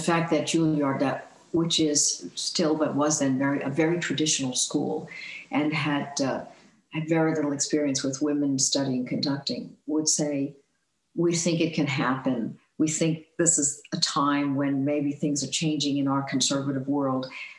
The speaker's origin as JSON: {"language": "English", "region": "Northeast", "country": "United States", "tie": "born or raised there", "said": "I mean, I grew up in the Northeast and, you know, spent all my time between New York and New Jersey and, you know, maybe went as far as Connecticut, I don't know."}